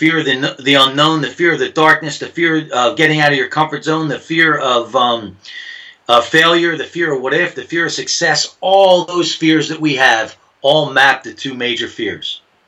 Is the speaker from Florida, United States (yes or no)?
no; New Jersey, United States; I'm from Jersey